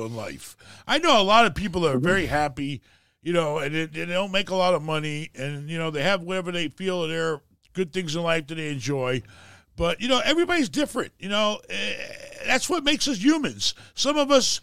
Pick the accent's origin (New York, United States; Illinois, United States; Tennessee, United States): New York, United States; moved away; since I was a kid growing up in New York